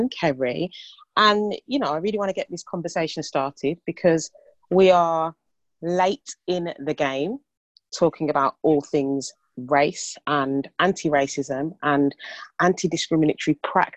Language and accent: English; Birmingham, West Midlands, United Kingdom; accent: Brummie; our accents, being a Brummie